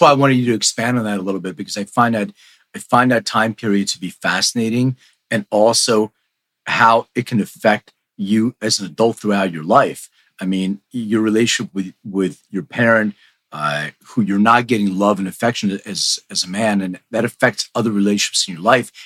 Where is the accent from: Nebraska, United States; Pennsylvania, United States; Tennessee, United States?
Pennsylvania, United States; Philadelphia; now in Los Angeles, United States; I grew up in Philly too, even though I, I'm in LA now